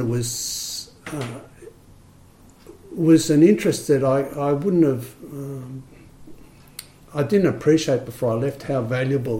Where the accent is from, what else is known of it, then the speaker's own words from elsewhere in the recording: Australia; as an Australian, you know, wasn't used to speaking a second language